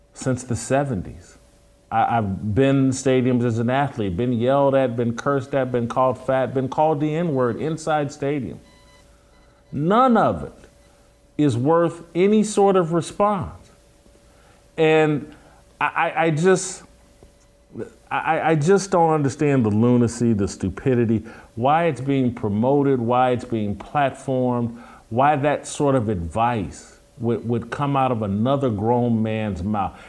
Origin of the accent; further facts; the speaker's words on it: United States; I'm an American